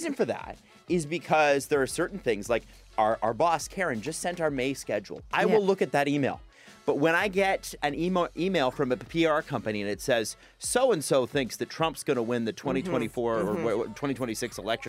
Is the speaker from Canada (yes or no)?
yes; Toronto, Ontario, Canada; I'm from Scarborough.